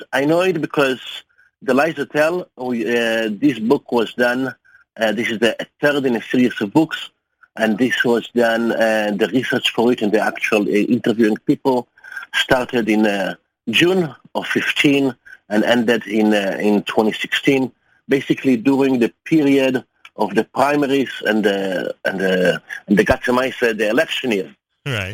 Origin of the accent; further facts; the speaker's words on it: Germany; also born or lived in United States; I present myself as a German journalist, because I am such also, uh, I don't tell them I'm Jewish. I don't tell them I'm also an American. And with my accent